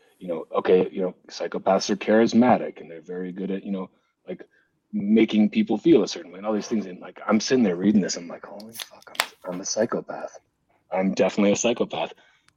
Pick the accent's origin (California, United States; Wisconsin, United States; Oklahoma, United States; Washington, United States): Wisconsin, United States; northern; I grew up in a very, very small town. It was like 2,000 people in northern Wisconsin